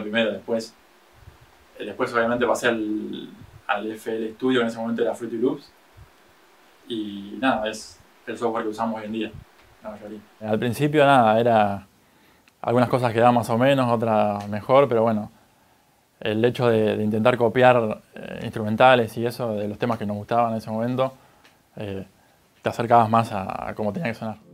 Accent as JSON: {"language": "Spanish", "town": "Necochea", "region": "Buenos Aires Province", "country": "Argentina", "tie": "born or raised there", "said": "Yo soy de Necochera, una ciudad costera, acá de la provincia de Buenos Aires"}